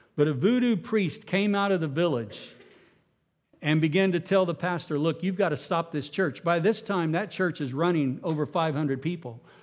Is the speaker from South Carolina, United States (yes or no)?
no; Oklahoma, United States; I'm from Oklahoma